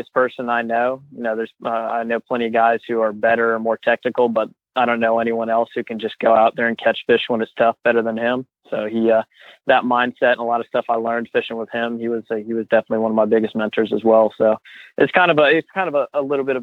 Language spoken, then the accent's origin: English; Georgia, United States; also born or lived in New York; when I moved from New York to Georgia